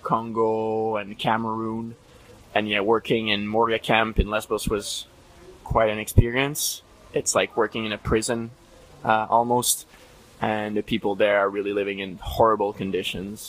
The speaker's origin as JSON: {"language": "English", "town": "Montreal", "region": "Quebec", "country": "Canada", "said": "just that one part of Canada where I'm from Montreal"}